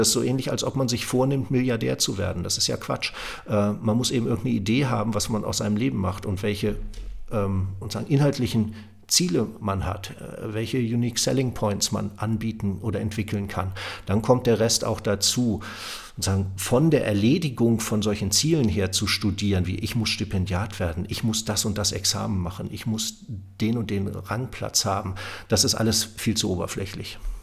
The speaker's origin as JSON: {"language": "German", "region": "Lower Saxony", "country": "Germany", "also_born_or_lived": "Münster", "moved": "yes", "said": "dann bin ich nach Göttingen gegangen, weil man das als Niedersachse so macht"}